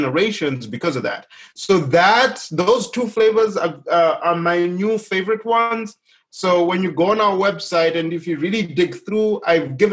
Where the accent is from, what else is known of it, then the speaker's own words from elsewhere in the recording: Zimbabwe; moved away as an adult; now in United States; my home country, Zimbabwe